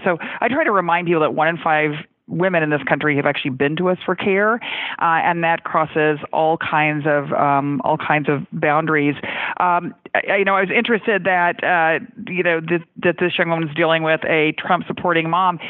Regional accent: Texas, United States; my home state of Texas

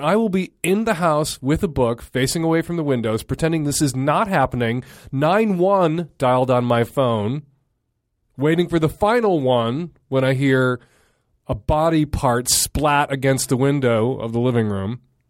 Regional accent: Chicago, Illinois, United States; I grew up in Chicago in a big city.

